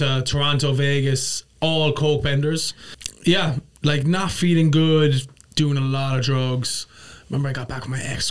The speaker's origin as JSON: {"language": "English", "country": "Ireland", "lives_now": "New York, United States", "said": "Irish and I live in New York."}